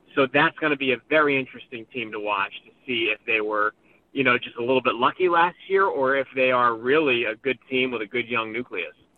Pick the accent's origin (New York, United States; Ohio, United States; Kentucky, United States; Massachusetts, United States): Massachusetts, United States; Boston; moved away; I grew up on the East Coast. I grew up in Boston